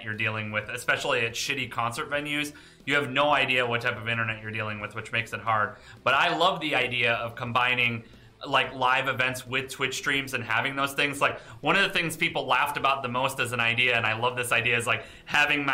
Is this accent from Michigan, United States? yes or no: yes; Detroit, Michigan, United States; Detroit is my hometown